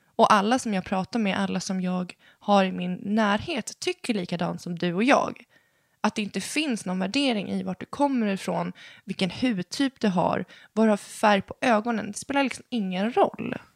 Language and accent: Swedish; Sweden; våra pappor är från Chile och vi är födda i Sverige